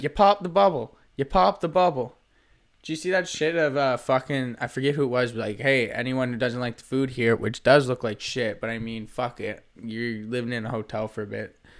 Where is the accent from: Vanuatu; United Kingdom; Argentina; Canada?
Canada; Nova Scotia; moved away; I am from Nova Scotia.